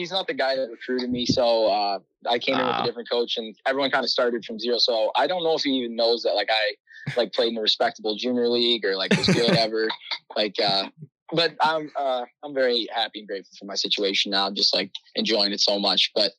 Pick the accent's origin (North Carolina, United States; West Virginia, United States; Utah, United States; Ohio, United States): Ohio, United States; Sylvania; Yeah, so I grew up in Sylvania, Ohio.